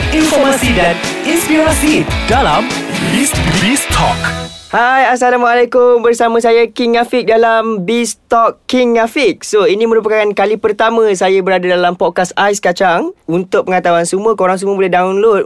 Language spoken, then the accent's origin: Malay; Ampang, Selangor, Malaysia; saya berasal daripada Ampang